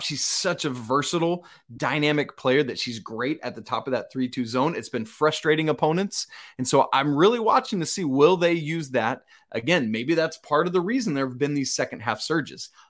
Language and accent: English; McDonough, Georgia, United States; my hometown of McDonough, Georgia